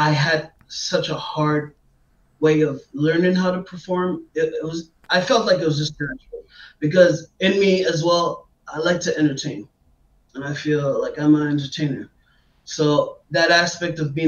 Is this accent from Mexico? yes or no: no; Montreal, Quebec, Canada; also born or lived in Washington, D.C., United States / Maryland, United States; Canada's always been my home